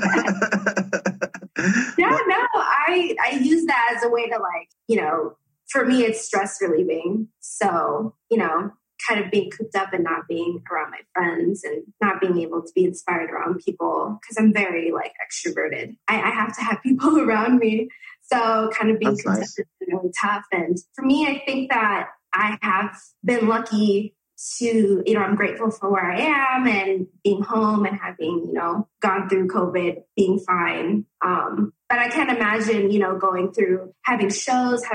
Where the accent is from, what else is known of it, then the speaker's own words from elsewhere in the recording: Sioux Falls, South Dakota, United States; I am actually born and raised in South Dakota